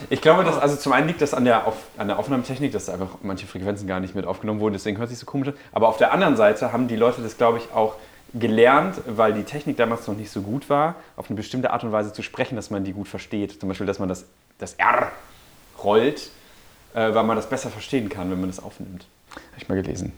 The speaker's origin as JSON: {"language": "German", "town": "Münster", "region": "North Rhine-Westphalia", "country": "Germany", "moved": "yes", "said": "Ich komme ja aus Münster"}